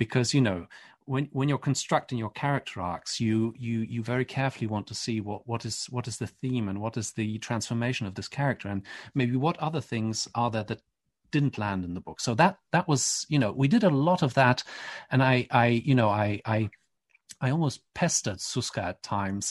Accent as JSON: {"language": "English", "country": "Poland", "said": "I'm from Poland, grew up Catholic"}